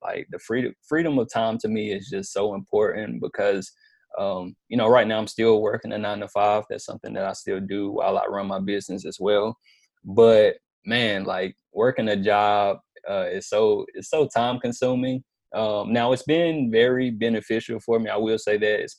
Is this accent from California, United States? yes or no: no; Bessemer City, North Carolina, United States; also born or lived in Lincolnton, North Carolina; I'm originally from Bessemer City, North Carolina